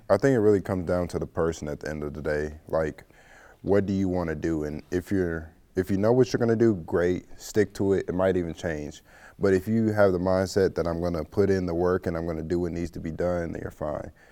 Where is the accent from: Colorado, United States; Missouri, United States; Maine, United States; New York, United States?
Missouri, United States; St. Louis; I'm from Saint Louis, Missouri. Um, I went to high school at McClure North High School.